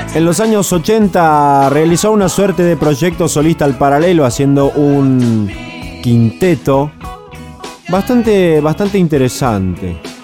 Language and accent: Spanish; Argentina; a nosotros como argentinos nos parece ridículo